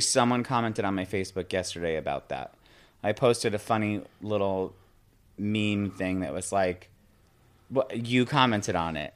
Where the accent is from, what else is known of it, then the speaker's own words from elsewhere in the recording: Binghamton, New York, United States; moved away as an adult; also born or lived in Maine; now in Staten Island, United States; Yeah, I grew up in upstate New York. I grew up in Binghamton, New York